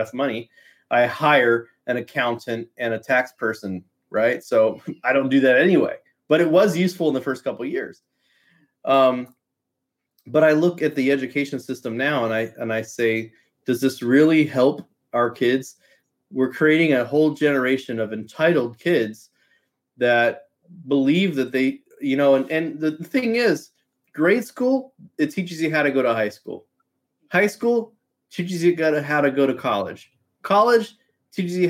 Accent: United States

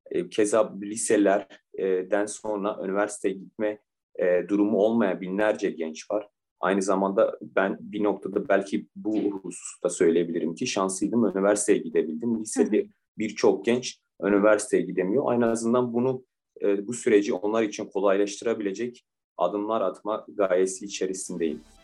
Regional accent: Diyarbakır, Diyarbakır Province, Turkey; moved away as an adult; also born or lived in Bursa; Diyarbakır doğumluyum. Diyarbakır'da liseyi bitirdim

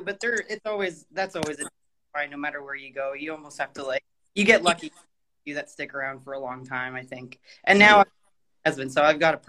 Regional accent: Canada; moved away as an adult; also born or lived in Toronto; now in Georgia, United States; I had ended up moving to Toronto because I'm originally Canadian. I just moved to Georgia recently.

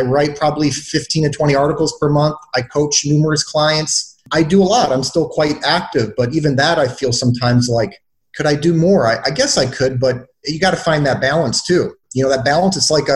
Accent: Detroit, Michigan, United States; I grew up very poor in Detroit, Michigan

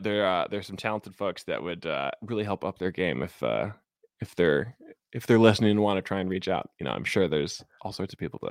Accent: Chicago, Illinois, United States; now in Seattle, United States; So again, like, I grew up in Chicago, Cubs fan. But I moved out to Seattle in 2015.

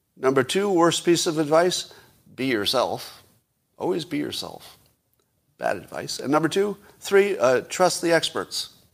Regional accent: United States; an American

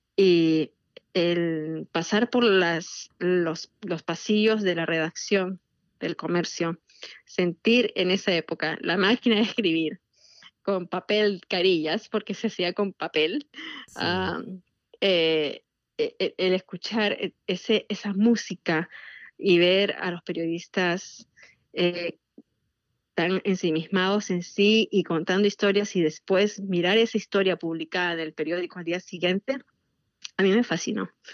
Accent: Peru; now in Washington DC area, United States; yo soy peruana

